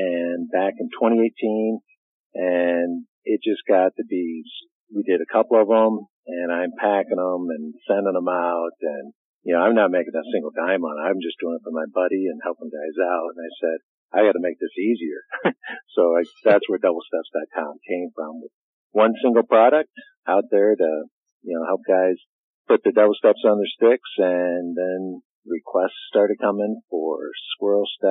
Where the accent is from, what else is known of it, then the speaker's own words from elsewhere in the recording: Iowa, United States; also born or lived in southeastern Michigan; now in Michigan, United States; we hunted small game back in Iowa when I was growing up in Iowa. And when we moved to Michigan in the mid-80s